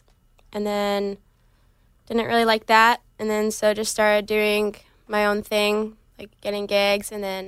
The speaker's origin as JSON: {"language": "English", "area": "Jordan Lake", "region": "North Carolina", "country": "United States", "moved": "as an adult", "lives_now": "Los Angeles, United States", "said": "I'm from the middle of nowhere, North Carolina."}